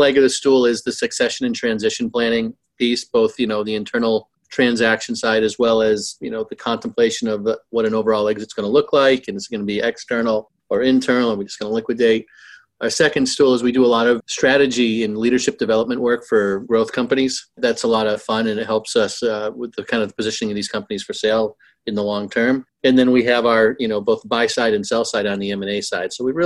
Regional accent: Boston, Massachusetts, United States; I'm from the Boston area

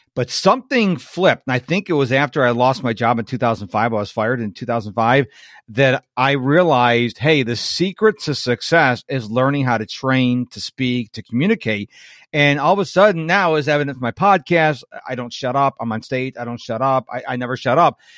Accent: Rochester, New York, United States; now in Houston, United States; I'm in Houston, and I'm originally from Rochester, which is right across the Lake Ontario from Toronto

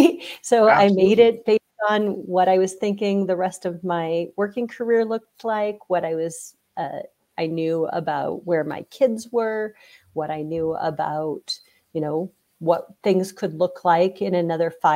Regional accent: Iowa, United States; moved away; I'm from Iowa, maybe back to Iowa at some point

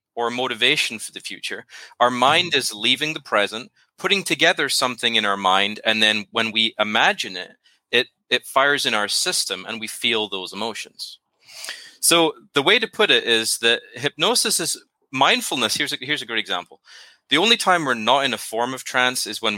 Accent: Scotland, United Kingdom; now in Nashville, United States; I'm originally from Scotland, but I live in Nashville, Tennessee now

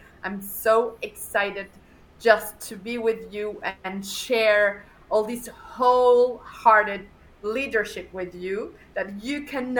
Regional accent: Mexico; moved away as an adult; now in Spain; I live in Spain. I was born in Spain, and then I moved to Mexico. I moved to Mexico when I was very, very young. And then after a couple of years, well, more than a couple, after almost 15 years in Mexico, I moved to USA

